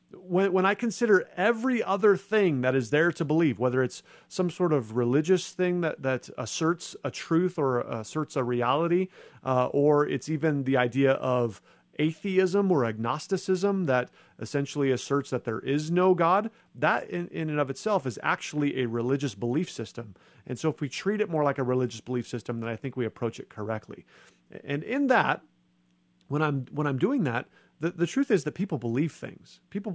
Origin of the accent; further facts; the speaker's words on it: United States; I'm not a Christian because I grew up in America and I just happened to hear the gospel message.